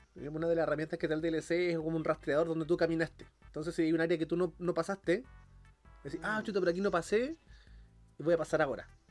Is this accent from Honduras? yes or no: no; San Antonio, Valparaíso, Chile; Donde yo me crié en San Antonio hay harto cerro.